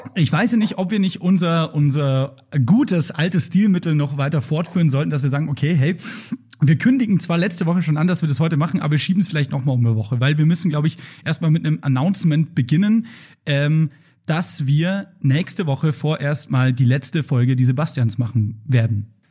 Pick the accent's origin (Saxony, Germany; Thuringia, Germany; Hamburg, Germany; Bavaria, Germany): Bavaria, Germany; Straubing; now in Munich, Germany; das Straubinger Volksfest, also aus meiner Heimat